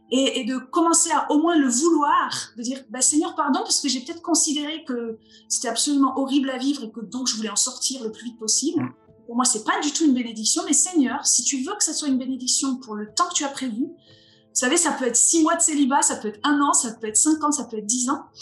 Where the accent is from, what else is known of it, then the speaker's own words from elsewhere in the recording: Vosges, Grand Est, France; moved away as an adult; also born or lived in Alsace; now in Montpellier, France; je suis plutôt une fille du Nord-Est. Hein. Je suis née dans les Vosges, j'ai habité en Alsace